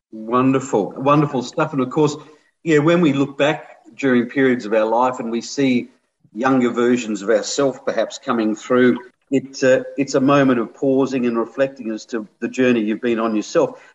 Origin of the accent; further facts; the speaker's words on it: Adelaide, South Australia, Australia; I'm from Adelaide. I was born in Adelaide too. We've lived around Mitcham and Kingswood and that.